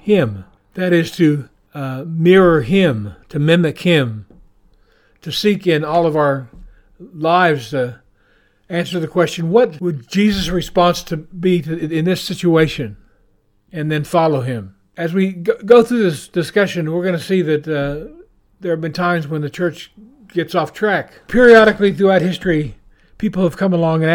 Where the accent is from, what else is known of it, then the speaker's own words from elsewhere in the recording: Oklahoma, United States; moved away as an adult; now in New Zealand; I'm from Oklahoma